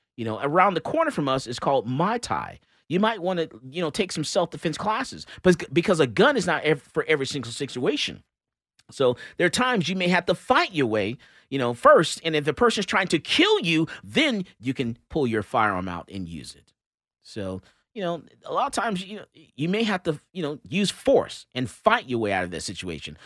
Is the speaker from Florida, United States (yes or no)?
yes; Florida, United States; also born or lived in Georgia; I'm from Florida